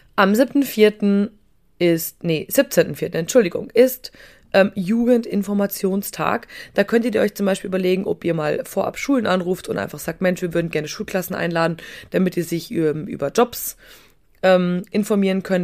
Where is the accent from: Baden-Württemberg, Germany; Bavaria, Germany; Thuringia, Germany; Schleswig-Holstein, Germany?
Bavaria, Germany; wie man bei uns in Bayern sagt